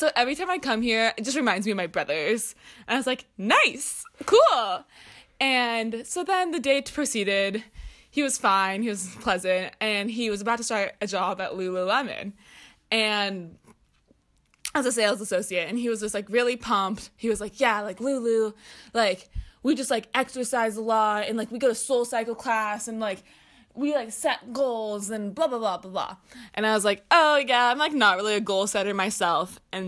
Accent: Houston, Texas, United States; So, I decided to go on a Bumble date when I was at home in my hometown of Houston, Texas.

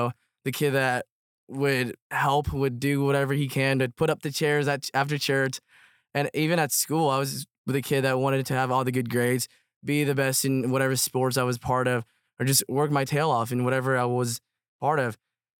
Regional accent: United States; also born or lived in Myanmar; So I was born in Burma. And then we moved to the United States when I was around 5, is when I started kindergarten.

